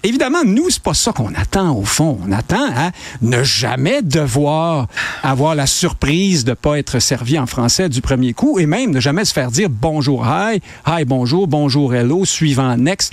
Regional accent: Quebec, Canada; nous, on est des Québécois francophones maintenant

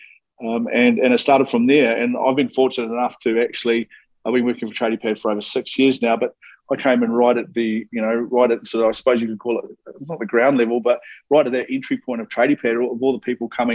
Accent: New Zealand; moved away; I'm a Kiwi, started off in New Zealand, but my dad was a builder. Okay, so grew up on building sites

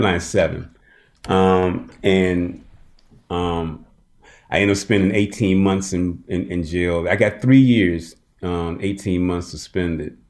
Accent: Birmingham, Alabama, United States; I was born in Birmingham

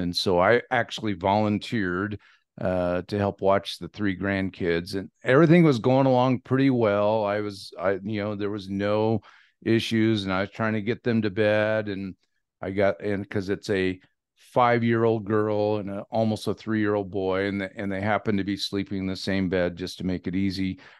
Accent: Dixie, Washington, United States; also born or lived in Walla Walla, Washington; I was born in Walla Walla, but I grew up in Dixie, Washington

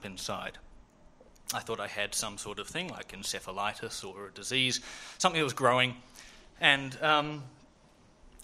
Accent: Dunedin, Otago, New Zealand; I grew up in Dunedin

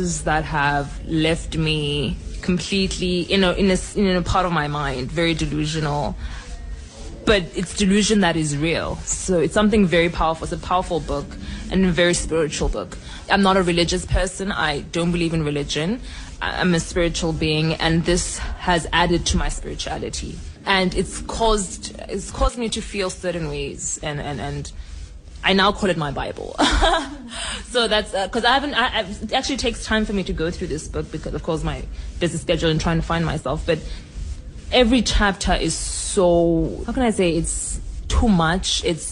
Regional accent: Cape Town, Western Cape, South Africa; I was born and bred in Cape Town.

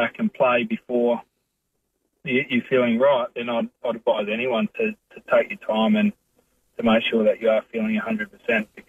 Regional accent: South Australia, Australia; moved away as an adult; growing up in South Australia

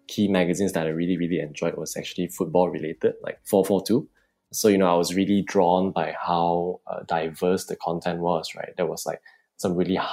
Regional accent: Subang Jaya, Selangor, Malaysia; I'm 26 years old and I'm from Subang Jaya.

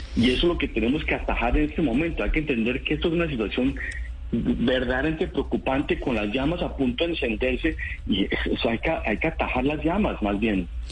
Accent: Colombia; somos colombianos

